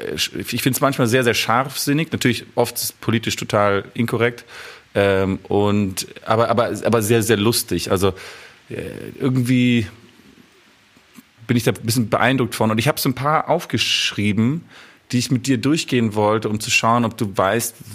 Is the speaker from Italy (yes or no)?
yes; Italy; ich habe einen Brief an meine italienischen, meine italienische Großfamilie geschrieben. Ich bin Italiener.